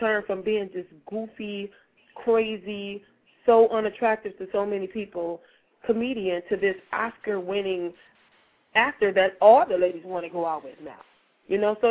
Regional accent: Michigan, United States; moved away as an adult; now in Dallas, United States; I'm originally from Michigan, born and raised in Michigan.

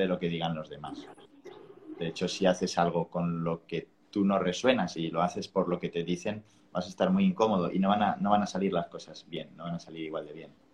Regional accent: Spain; now in Bali, Indonesia; el inglés mal hablado que hablamos igual en España

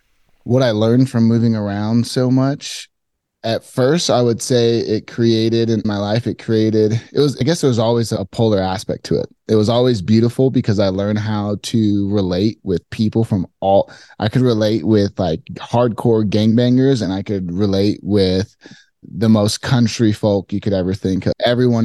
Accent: Phoenix, Arizona, United States; So I grew up in Phoenix. Very hot place.

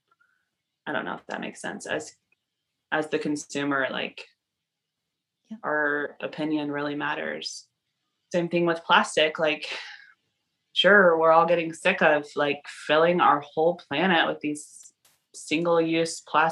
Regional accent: the South, United States; moved away as an adult; also born or lived in Costa Rica / Alaska / Canada; I was raised in the South

